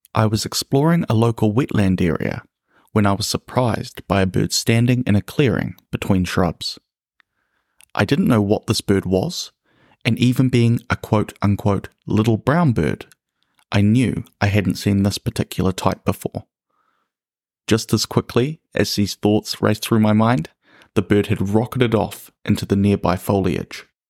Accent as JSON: {"language": "English", "country": "New Zealand", "said": "the birds of my home country"}